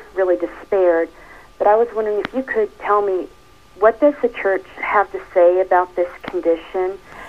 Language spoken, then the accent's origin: English; Indiana, United States